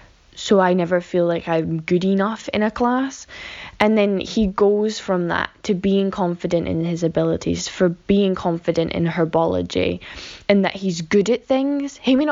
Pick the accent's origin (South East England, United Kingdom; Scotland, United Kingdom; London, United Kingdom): Scotland, United Kingdom; Hey Vanessa and Casper … I'm from Scotland.